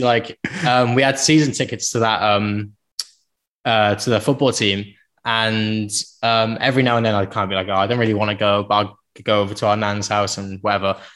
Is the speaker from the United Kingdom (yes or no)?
yes; Penarth, Wales, United Kingdom; also born or lived in Cardiff; I was from Penarth